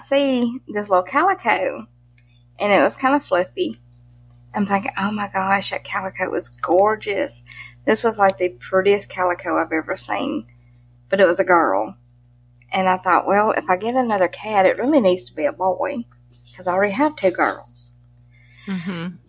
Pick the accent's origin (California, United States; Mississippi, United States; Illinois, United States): Mississippi, United States; accent: Southern; We're from Mississippi. We're Southern as can be.